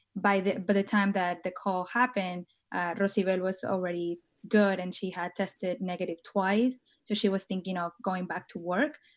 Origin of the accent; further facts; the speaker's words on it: Tijuana, Baja California, Mexico; moved away as an adult; now in San Francisco, United States; I was born and raised in Tijuana, which is in the border, um, with San Diego